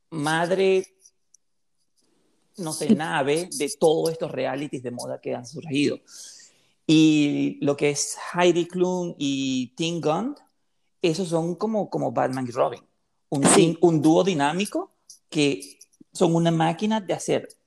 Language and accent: Spanish; Venezuela; moved away; yo soy venezolano, pero tengo muchísimos años aquí